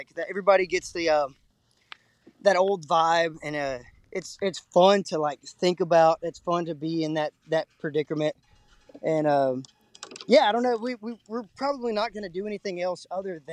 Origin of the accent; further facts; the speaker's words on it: Texas, United States; being from the Lone Star State is like I call it the Alamo culture. It's like no matter what, against all odds, you're always going to be a Texan